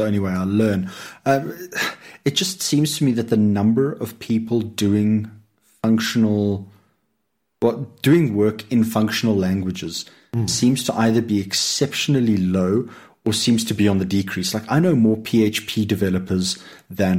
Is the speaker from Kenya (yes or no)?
no; Lowveld, South Africa; moved away; for the first part of my life, I grew up in the Lowveld